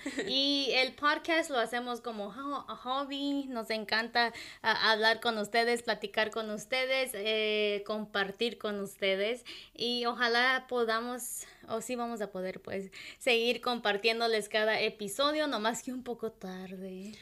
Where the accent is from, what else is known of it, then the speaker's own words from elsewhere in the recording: Michoacán, Mexico; first language Purépecha; Spanish is a second language; now in United States; crecimos en, nuestro pueblo indígena ahí en Michoacán, y después nos mudamos aquí